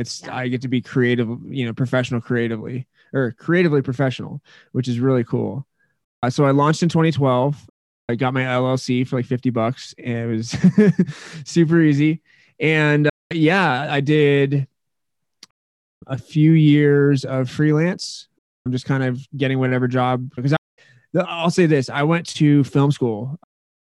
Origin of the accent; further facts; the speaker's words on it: Menlo Park, California, United States; now in Colorado, United States; I was born in Menlo Park, California